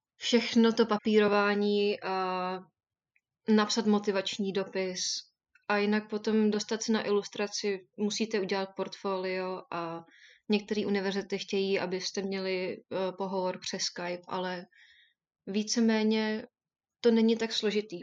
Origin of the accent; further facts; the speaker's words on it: Czechia; moved away as an adult; also born or lived in Derby, England; now in United Kingdom; chtěla jsem odejít z Česka